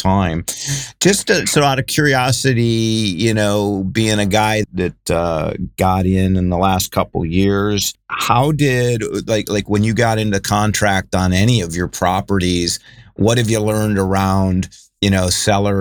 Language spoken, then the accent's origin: English; Ohio, United States; now in California, United States; I'm actually from Ohio